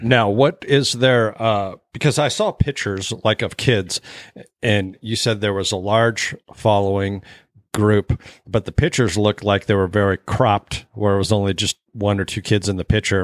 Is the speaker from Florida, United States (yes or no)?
no; Alaska, United States; I didn't really have after school programs growing up in Alaska